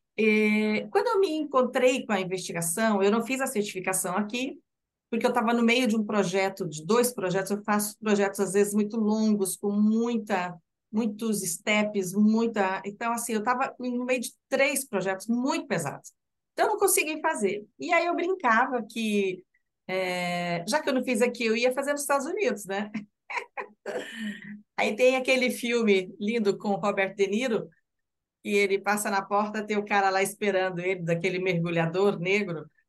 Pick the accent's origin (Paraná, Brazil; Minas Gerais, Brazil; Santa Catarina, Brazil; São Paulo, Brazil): Paraná, Brazil; Curitiba; sou de Curitiba